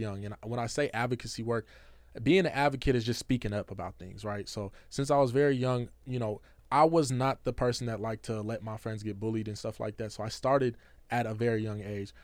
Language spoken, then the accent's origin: English; Seattle, Washington, United States; I grew up in Seattle